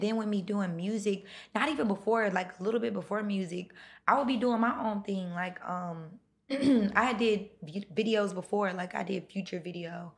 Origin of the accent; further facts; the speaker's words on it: North Carolina, United States; now in Atlanta, United States; I grew up in North Carolina